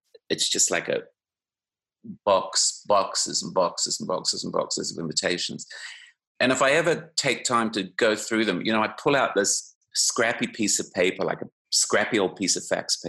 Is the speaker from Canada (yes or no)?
yes; Canada; I was from Canada